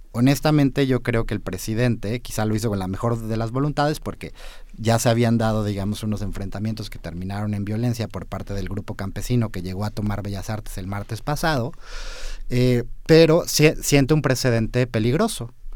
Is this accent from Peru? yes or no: no; Mexico; como ciudadanos mexicanos identificados como hombres